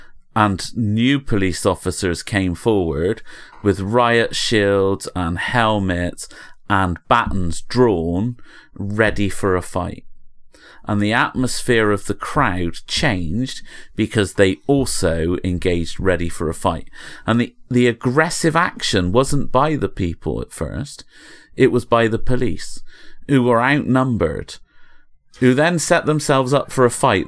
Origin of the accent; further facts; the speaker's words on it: England, United Kingdom; This is the sort of thing I wouldn't hear about because I'm English.